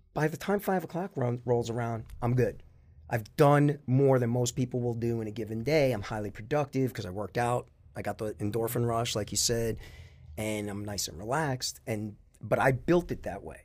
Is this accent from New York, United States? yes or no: yes; North Babylon, New York, United States; also born or lived in Queens; grew up in North Babylon, went to the North Babylon school system